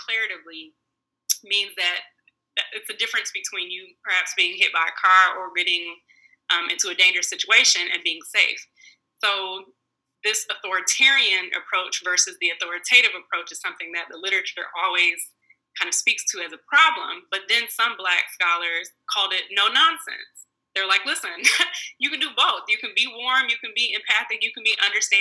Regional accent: Detroit, Michigan, United States; also born or lived in Virginia; a person growing up in Detroit with a Black family

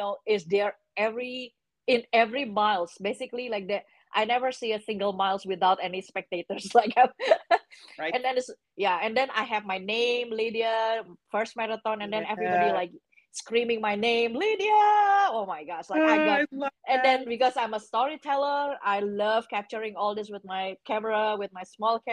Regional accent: Indonesia; moved away; I came from Indonesia

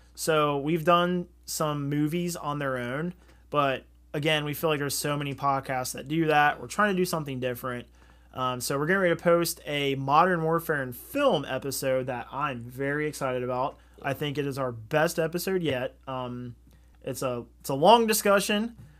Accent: Southern Ohio, United States; We're from Southern Ohio

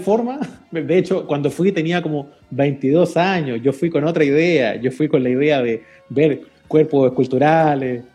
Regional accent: Chile; un país chico como el nuestro

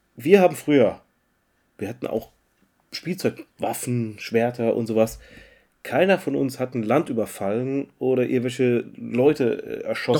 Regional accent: Mannheim, Baden-Württemberg, Germany; bei uns in Mannheim

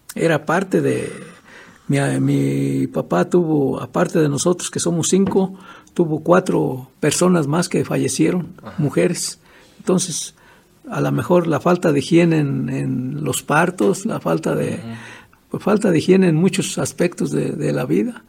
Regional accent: Erongarícuaro, Michoacán, Mexico; Nací aquí en Erongarícuaro

